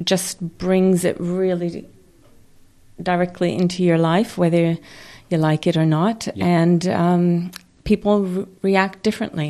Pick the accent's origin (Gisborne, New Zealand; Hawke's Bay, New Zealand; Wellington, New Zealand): Hawke's Bay, New Zealand; Napier; I am from Napier